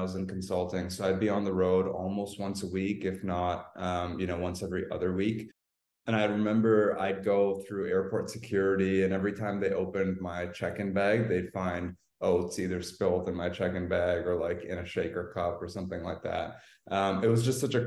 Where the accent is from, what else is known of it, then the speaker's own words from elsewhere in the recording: Canada; now in Los Angeles, United States; I'm Canadian, actually, even though I'm in Los Angeles right now